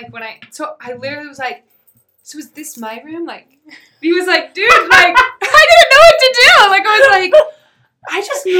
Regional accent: Spokane, Washington, United States; I grew up in Spokane, Washington. Born and raised.

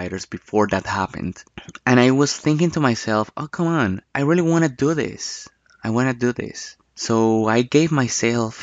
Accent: Bogotá, Colombia; Bogotá, Colombia, my hometown. That's the city where I was born

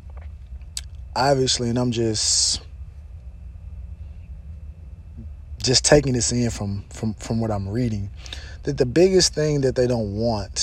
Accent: Mississippi, United States; I'm from Mississippi, I'm from Mississippi, I'm from Mississippi.

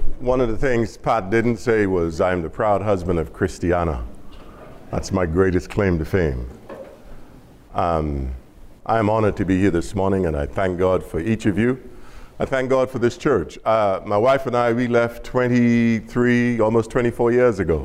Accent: Bahamas; now in Dallas, United States; I'm from the Bahamas. I'm from the islands

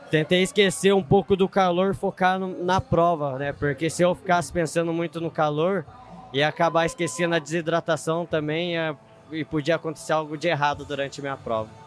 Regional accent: Serra da Mantiqueira, Brazil; sou da, como você disse, sou da Mantiqueira, lá é frio, acostumado com frio.

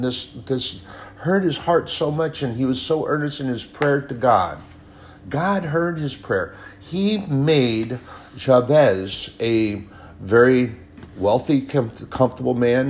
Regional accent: United States; as an American, a veteran, a patriot

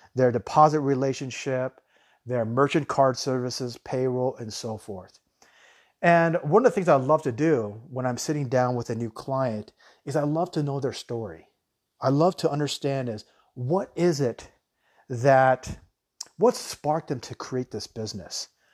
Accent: United States; now in Thailand; I myself, I'm an American

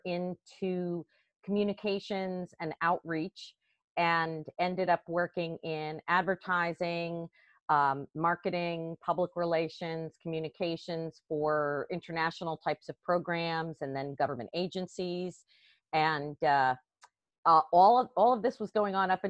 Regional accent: Westchester County, New York, United States; moved away as an adult; also born or lived in Washington, D.C.; I actually grew up in Westchester County, right outside of New York City

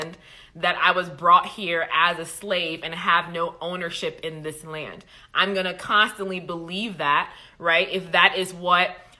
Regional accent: Liberia; I'm from Liberia

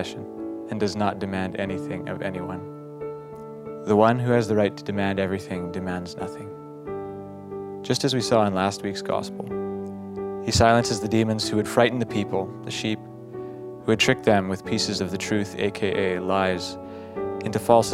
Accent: Battleford, Saskatchewan, Canada; from Battleford, Saskatchewan.

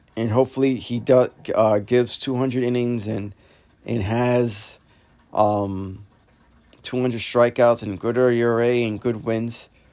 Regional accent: New York, United States; being a New Yorker

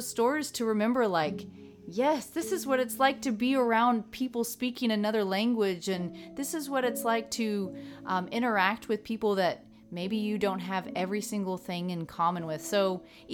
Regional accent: Oklahoma, United States; now in Tulsa, United States; we live in Oklahoma, our hometown, well, at least my hometown. I grew up in next to a military base

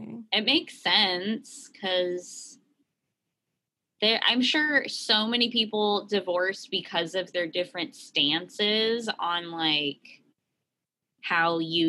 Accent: San Francisco, California, United States; We grew up in San Francisco.

